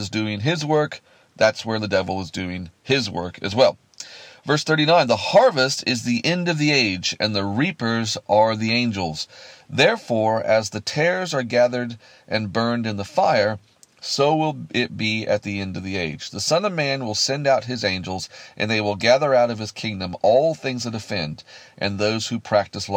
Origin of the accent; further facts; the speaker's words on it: Kansas, United States; I grew up in Kansas in America, where we have vast wheat fields